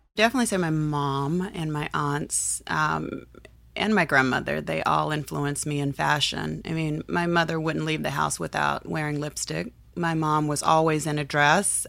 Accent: United States; growing up in the Midwest and the South

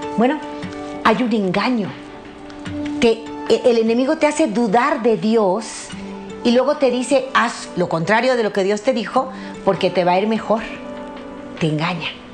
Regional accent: Mexico; mi país, México

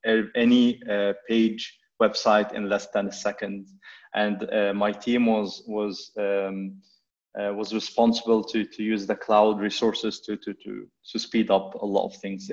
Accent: Egypt; moved away as an adult; also born or lived in Vancouver, Canada; I grew up in Egypt

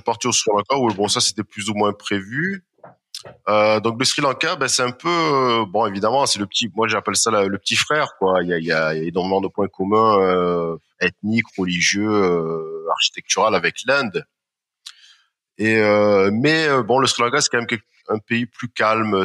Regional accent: France; also born or lived in Marseille / Strasbourg; en tant que Français, Européen, occidental

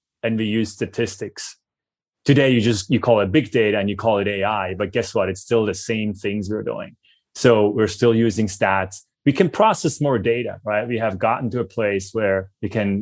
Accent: Switzerland; accent: Swiss; my Swiss accent

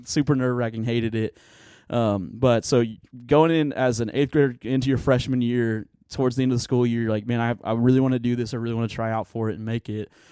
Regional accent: Tulsa, Oklahoma, United States; also born or lived in Broken Arrow, Oklahoma; I was born and raised in Tulsa, Oklahoma, so Oki from the, from the start of it.

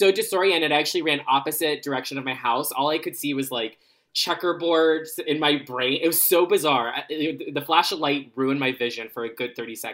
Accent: Florida, United States; I grew up in Florida

